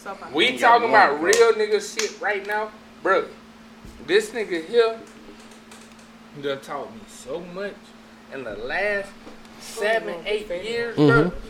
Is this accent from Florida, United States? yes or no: no; Macon, Georgia, United States; But I'm from Macon.